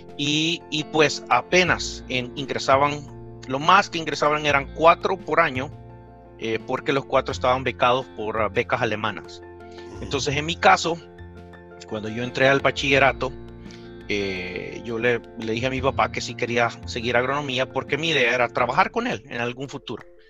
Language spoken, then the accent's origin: Spanish; San Salvador, El Salvador; moved away; yo soy salvadoreño, eh, nací en, la capital, en San Salvador